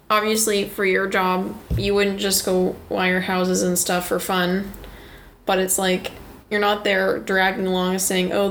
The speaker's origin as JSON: {"language": "English", "town": "Gig Harbor", "region": "Washington", "country": "United States", "tie": "born or raised there", "also_born_or_lived": "Port Orchard", "said": "I grew up in Gig Harbor and Port Orchard, uh, and my family moved about."}